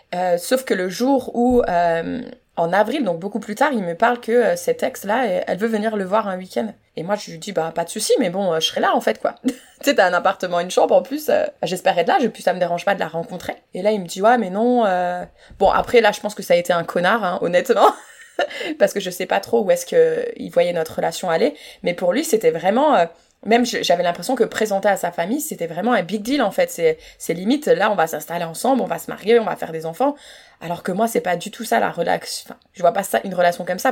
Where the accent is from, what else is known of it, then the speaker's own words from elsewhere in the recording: France; moved away; en tant que française